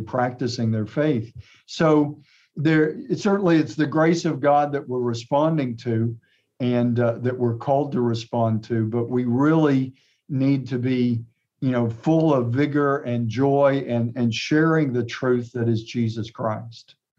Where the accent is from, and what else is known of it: Atlanta, Texas, United States; born or raised there; also born or lived in Fredericksburg, Texas / Texarkana, Texas; now in Tyler, United States